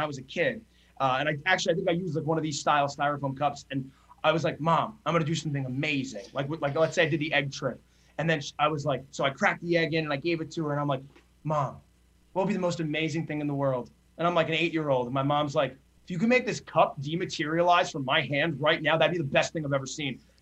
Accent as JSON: {"language": "English", "region": "New Jersey", "country": "United States", "tie": "born or raised there", "said": "I grew up in New Jersey."}